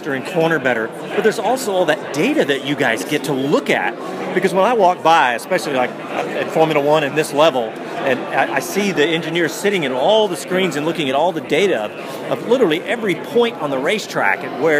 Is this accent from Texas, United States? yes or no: yes; Austin, Texas, United States; I'm from Austin